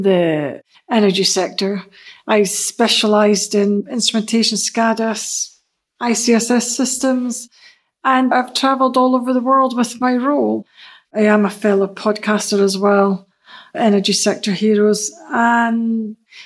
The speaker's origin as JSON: {"language": "English", "town": "Aberdeen", "region": "Scotland", "country": "United Kingdom", "tie": "born or raised there", "moved": "as an adult", "lives_now": "Denmark", "said": "I was born and raised in Aberdeen."}